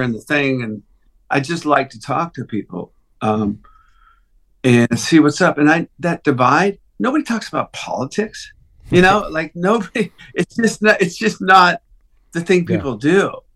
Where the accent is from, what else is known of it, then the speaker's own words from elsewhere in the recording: United States; I'm American